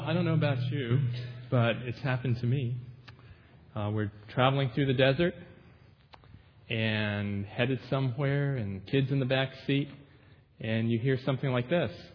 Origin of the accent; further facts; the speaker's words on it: United States; being an American citizen